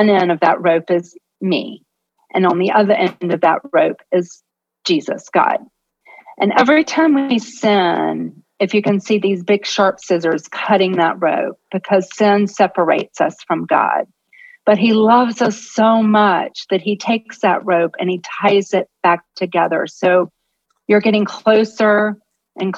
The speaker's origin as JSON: {"language": "English", "town": "Jacksonville", "region": "Florida", "country": "United States", "tie": "born or raised there", "said": "I grew up in Jacksonville, Florida"}